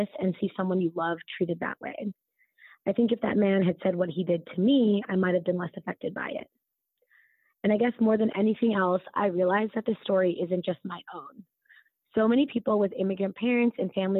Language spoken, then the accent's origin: English; United States; accent: American; being Desi and growing up in the U.S.